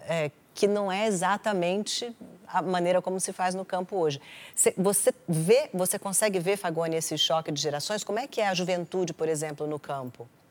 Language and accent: Portuguese; Brasília, Federal District, Brazil; Eu sou de Brasília